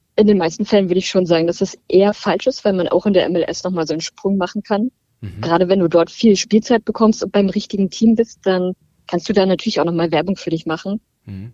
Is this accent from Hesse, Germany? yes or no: no; Berlin, Germany; Ich bin aus Berlin